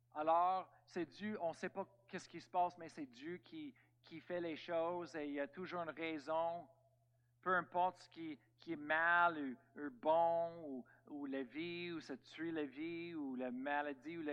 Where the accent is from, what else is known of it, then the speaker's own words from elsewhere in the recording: Canada; on est tous des Américains, Amen, Canadiens